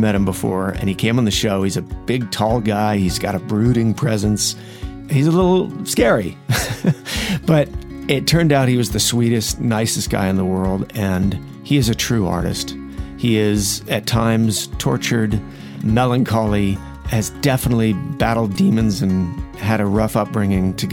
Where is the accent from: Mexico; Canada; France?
France; moved away; to come from France